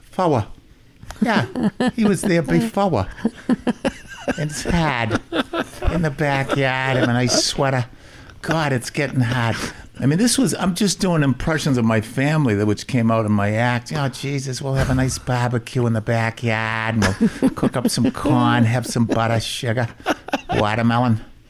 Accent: Boston, Massachusetts, United States; And the funny thing is, I grew up in Charlestown. And everybody thinks you're from Southie if you're a tough guy.

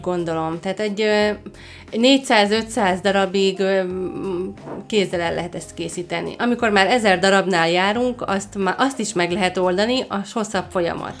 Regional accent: Dunajská Streda, Trnava Region, Slovakia; Én ott is születtem

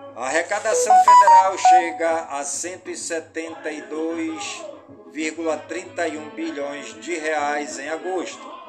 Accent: Careiro da Várzea, Amazonas, Brazil; do Careiro da Várzea, minha cidade natal

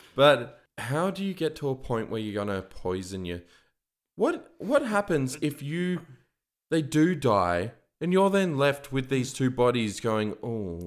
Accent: Canberra, Australian Capital Territory, Australia; another thing about Canberrans.

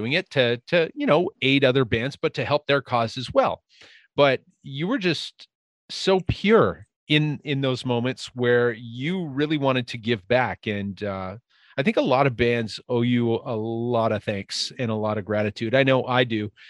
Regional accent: Winnipeg, Manitoba, Canada; I'm a guy from Winnipeg.

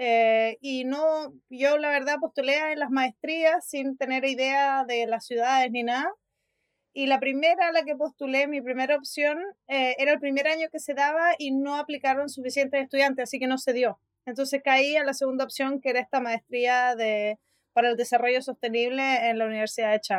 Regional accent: Chile; moved away as an adult; also born or lived in Sweden; now in Spain; soy diseñadora industrial de Chile. Hice un máster y después un doctorado en Suecia

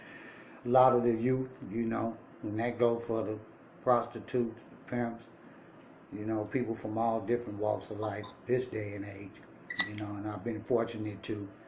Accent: Richmond, California, United States; also born or lived in Las Vegas; I'm from Richmond in the Bay Area, Richmond, Oakland, California

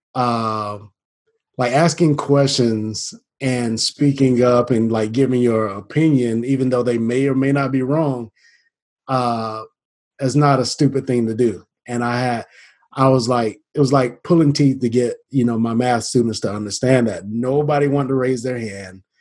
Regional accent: Atlanta, Georgia, United States; moved away; I'm initially from Atlanta, originally from Atlanta

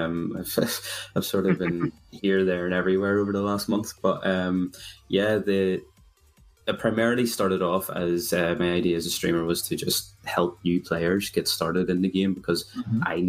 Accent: Belfast, Northern Ireland, United Kingdom; for anyone who has realized where my accent's from, I'm from a lovely place called Belfast

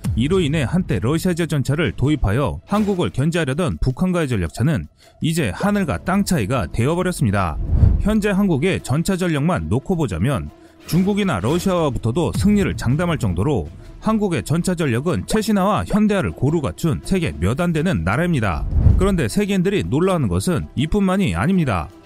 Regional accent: South Korea

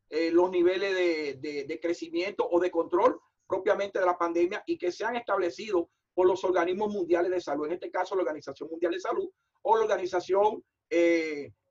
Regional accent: Dominican Republic; moved away; nosotros como dominicanos y más nosotros, eh, la diáspora en el extranjero, en el exterior.

